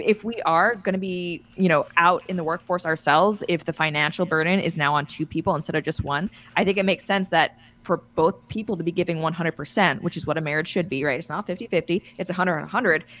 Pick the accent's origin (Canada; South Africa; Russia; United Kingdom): Canada; I'm being Canadian and just being friendly